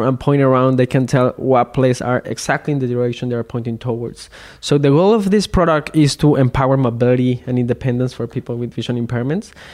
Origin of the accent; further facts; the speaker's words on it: Mexico; I'm from Mexico